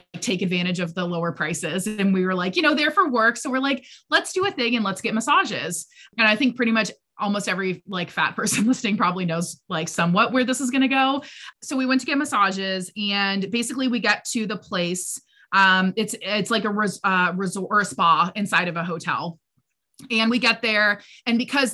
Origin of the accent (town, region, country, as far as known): United States